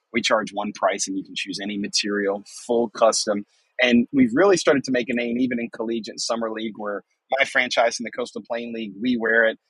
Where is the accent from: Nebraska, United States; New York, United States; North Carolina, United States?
North Carolina, United States; New Bern; my hometown of New Bern, North Carolina